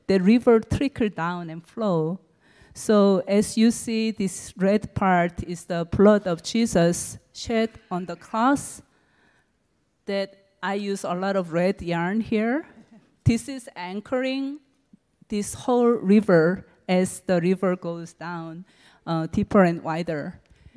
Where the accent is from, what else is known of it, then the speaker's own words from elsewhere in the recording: Seoul, South Korea; moved away; also born or lived in California; I was born and raised up in Seoul, Korea.